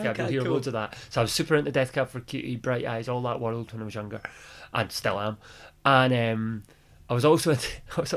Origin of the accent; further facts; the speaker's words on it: Glasgow, Scotland, United Kingdom; I grew up in Glasgow